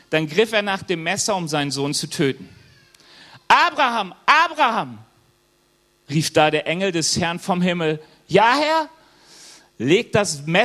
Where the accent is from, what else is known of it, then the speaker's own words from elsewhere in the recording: Germany; bin auch Deutscher, Jahwe Jiri genannt